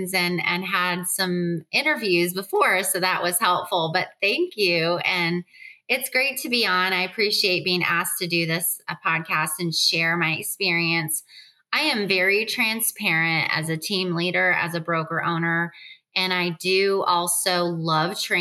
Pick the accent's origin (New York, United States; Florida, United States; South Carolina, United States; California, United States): Florida, United States; Dania Beach; now in Charlotte, United States; I grew up in Dania, Florida, a really nasty area at the time